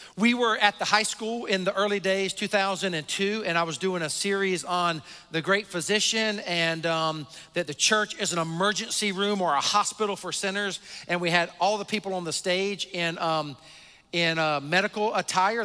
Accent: the South, United States; I grew up in the South, um, in kind of the buckle of the Bible Belt

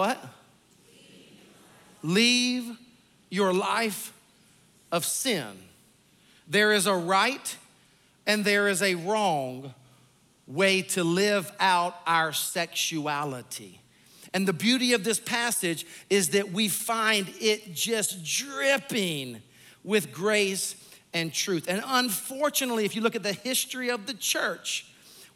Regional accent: Sumter, South Carolina, United States; born or raised there; moved away

